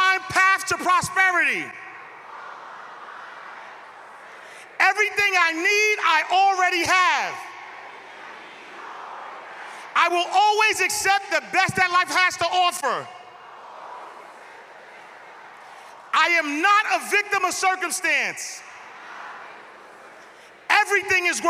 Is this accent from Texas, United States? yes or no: no; New York City, New York, United States; I'm from Harlem